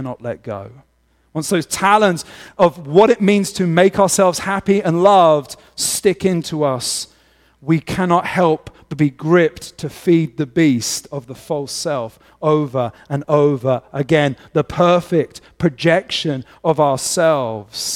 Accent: England, United Kingdom; moved away; as an Englishman.

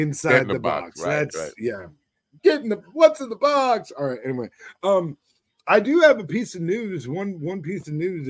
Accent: Ireland; Hey, no, okay. I'm Irish.

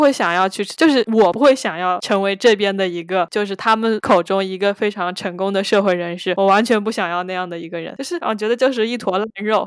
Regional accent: Hangzhou, Zhejiang, China; 我也是杭州人

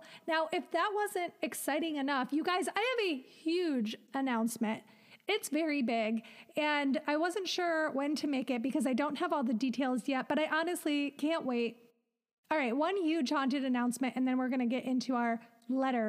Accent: Midwest, United States; moved away as an adult; now in Los Angeles, United States; We're both just from the Midwest, from nice Midwestern families

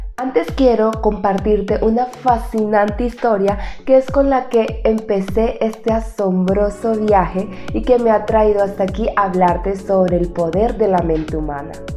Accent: Buenaventura, Valle del Cauca, Colombia; also born or lived in Cali, Colombia; Mi padre recuerdo que vivía en la ciudad natal de donde yo soy, yo estaba en la ciudad de Cali, Colombia

